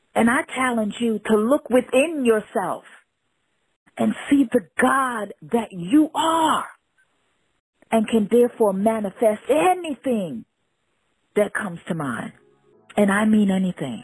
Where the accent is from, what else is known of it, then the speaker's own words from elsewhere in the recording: New York City, New York, United States; also born or lived in Jamaica; family from Jamaica, spent early life in Jamaica, growing up in Brooklyn